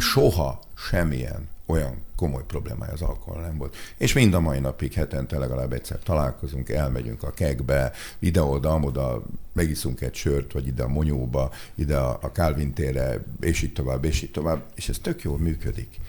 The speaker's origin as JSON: {"language": "Hungarian", "region": "Budapest", "country": "Hungary", "tie": "born or raised there", "said": "Én ide jártam nem messze a Verespáli gimnáziumban, ami szerintem egy tök jó iskola, én itt nőttem fel a belvárosba"}